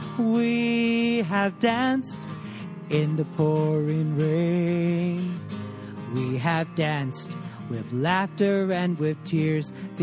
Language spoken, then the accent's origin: English; Southern California, United States; moved away as an adult; also born or lived in Indianapolis; now in Latvia; I was born and raised in Southern California, which is why I still have my California tan.